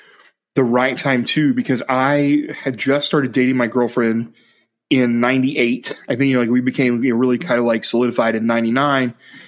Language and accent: English; Ohio, United States; moved away; And I'm from Ohio.